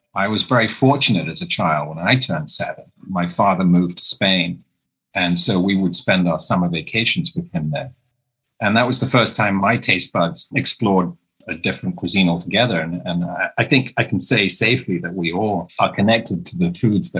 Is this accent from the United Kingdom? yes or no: yes; England, United Kingdom; now in United States; Growing up in England, before all these wonderful celebrity chefs now that we have in the UK, back in the 60s growing up